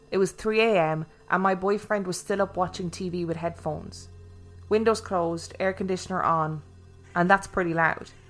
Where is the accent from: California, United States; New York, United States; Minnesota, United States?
California, United States; Los Angeles; now in Honolulu, United States; I'm originally from Los Angeles, California, and about three years ago, my boyfriend and I moved to Honolulu, Hawaii.